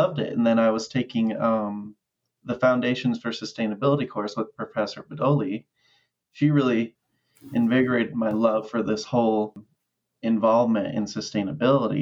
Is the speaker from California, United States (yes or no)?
no; Cheyenne, Wyoming, United States; I'm originally from Cheyenne, Wyoming, born and raised